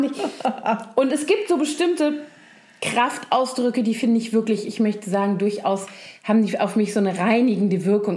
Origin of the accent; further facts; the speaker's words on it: Rhineland, Germany; ich als Rheinländerin